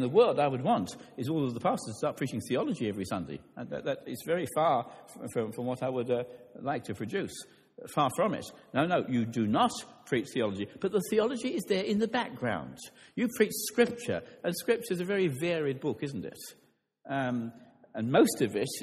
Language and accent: English; London, United Kingdom; I grew up in London